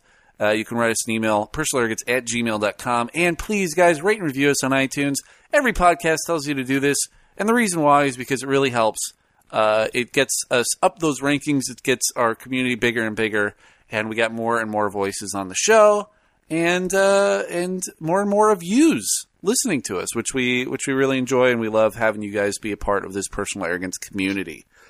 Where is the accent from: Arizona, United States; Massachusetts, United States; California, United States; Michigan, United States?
California, United States; I was born and raised in the Bay Area, so naturally I'm a fan of the 49ers.